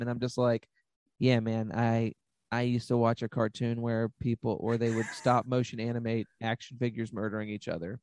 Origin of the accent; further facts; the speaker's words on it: Cartersville, Virginia, United States; also born or lived in Farmville, Virginia / Richmond, Virginia; I'm from Cartersville, Virginia, which is like 50 minutes outside of Farmville, which is where I went to high school and stuff.